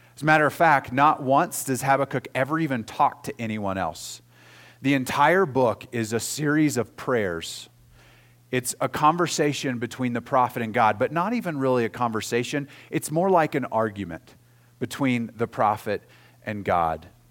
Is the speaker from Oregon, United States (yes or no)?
no; Oklahoma, United States; moved away; I grew up in Oklahoma